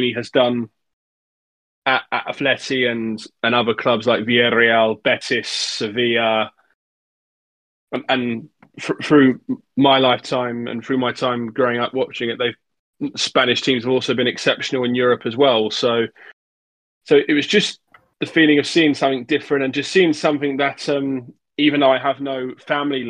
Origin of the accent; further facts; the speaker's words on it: England, United Kingdom; growing up in England, being a fan of the England team